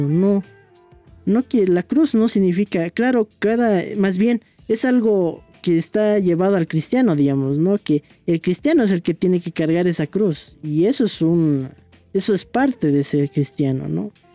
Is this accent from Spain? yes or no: no; Bolivia; somos bolivianos